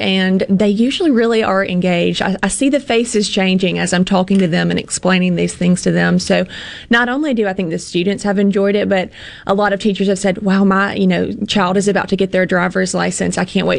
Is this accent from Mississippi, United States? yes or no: yes; Pontotoc, Mississippi, United States; I'm from Pontotoc